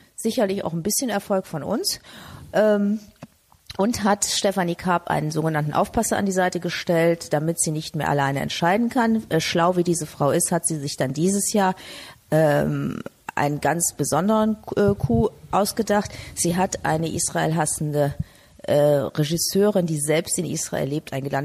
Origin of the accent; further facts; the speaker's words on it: Frankfurt, Hesse, Germany; now in Cologne, Germany; Ich bin Frankfurterin, gebürtige